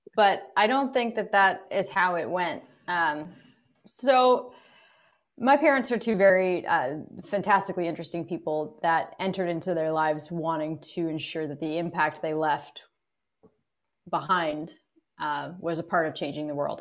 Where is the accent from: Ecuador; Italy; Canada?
Canada; Kingston, Ontario; we grew up in Kingston in, in the suburbs.